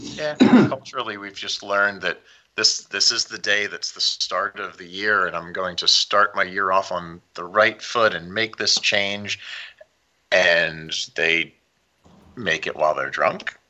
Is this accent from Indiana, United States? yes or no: no; Philadelphia, Pennsylvania, United States; also born or lived in Kansas City / Florida; now in Southern California, United States; I grew up outside of Philly, so I grew up with a lot of snow.